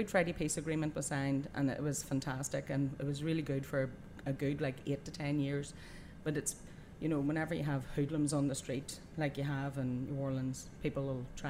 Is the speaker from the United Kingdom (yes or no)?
yes; Belfast, Northern Ireland, United Kingdom; Yeah, we grew up during the troubles, and I have four sis